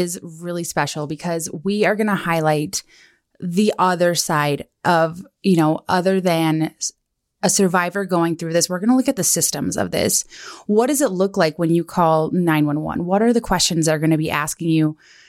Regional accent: Kalispell, Montana, United States; now in Bozeman, United States; I grew up in Kalispell, Montana, and here in Bozeman.

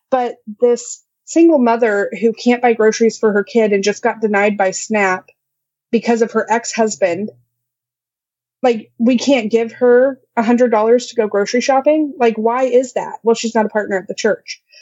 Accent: Midwest, United States; I'm such a Midwesterner.

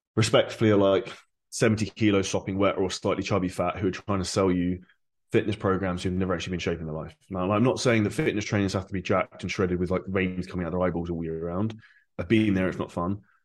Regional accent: Surrey, South East England, United Kingdom; moved away as an adult; now in Dubai, United Arab Emirates; I'm originally from Surrey, just outside of London

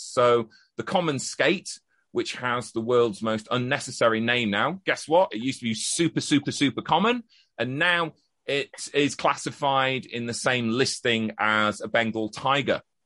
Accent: Halifax, Yorkshire and the Humber, United Kingdom; I am from Yorkshire

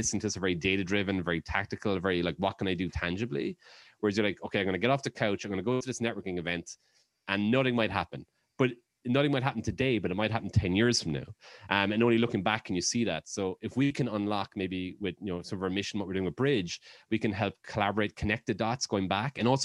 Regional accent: Ireland; moved away; growing up in Ireland

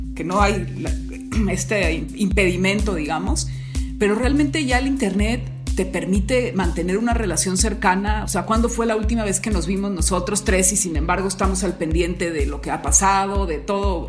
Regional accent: Mexico; also born or lived in Querétaro; yo me pasé toda mi infancia en México

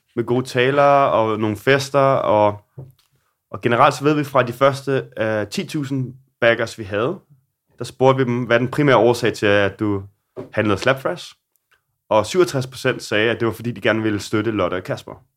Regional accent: Denmark; now in Copenhagen, Denmark; der hvor jeg voksede op i Solo

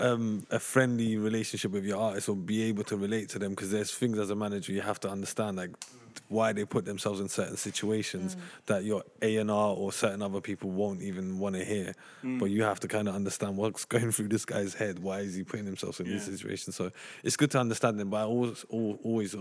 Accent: London, United Kingdom; I grew up in Tottenham.

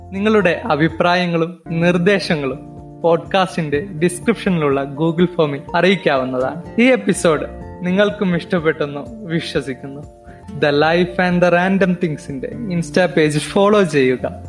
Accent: Wayanad, Kerala, India; ഒരു വയനാട്ടുകാരനാണ്

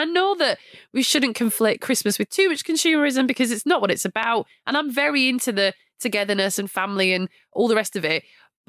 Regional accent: Blackburn, North West England, United Kingdom; you're asking me from Blackburn, Lancashire

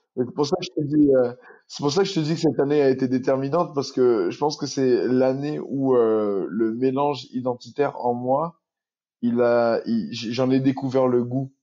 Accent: Saint-Benoît, Réunion; moved away; also born or lived in Albi; j'ai grandi à Saint-Benoît dans un quartier agricole.

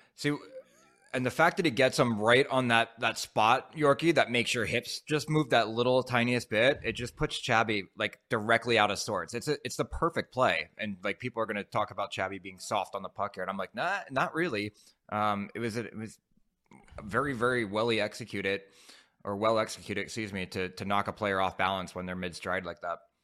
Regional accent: Philadelphia, Pennsylvania, United States; moved away; also born or lived in Ottawa; I'm from Philly area

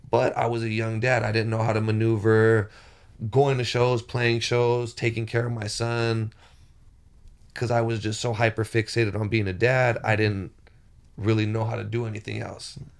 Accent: Rialto, California, United States; moved away as an adult; also born or lived in Palm Springs, California; I was born and bred in Rialto, California, but moved to Palm Springs

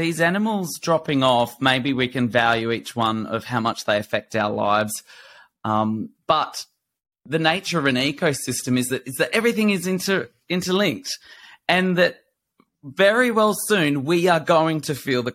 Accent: Blue Mountains, New South Wales, Australia; I grew up in the Blue Mountains bush

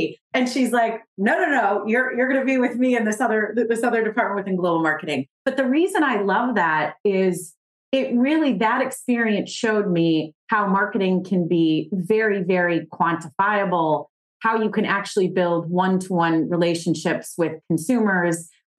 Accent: Midwest, United States; So that's a little bit about my growing up in the Midwest and learning about resiliency from our friend, Jeffrey the Giraffe.

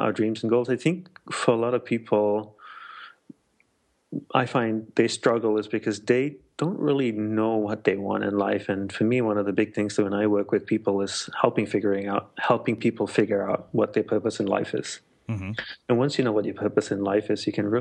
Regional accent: Australia; moved away as an adult; also born or lived in Malaysia / Sri Lanka / Hawaii; now in United States; I'm Sri Lankan by ancestry, and I was born in Malaysia, grew up in Australia

